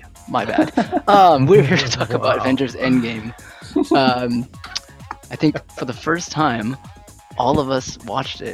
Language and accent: English; San Jose, California, United States; I'm from San Jose, okay? I'm pretty Vietnamese